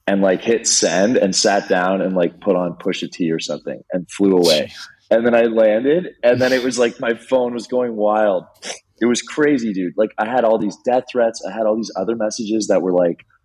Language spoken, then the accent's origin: English; Toronto, Ontario, Canada; moved away as an adult; now in British Columbia, Canada; So I grew up in Toronto, which is in Ontario.